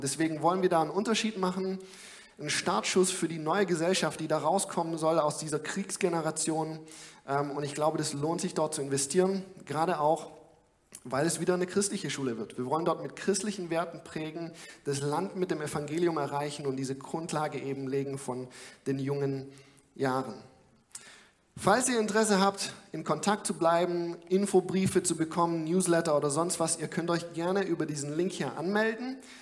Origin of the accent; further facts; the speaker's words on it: Germany; ich als Deutscher